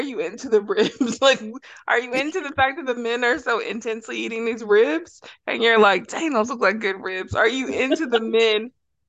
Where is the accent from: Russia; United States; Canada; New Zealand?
United States; Texas; I am from Texas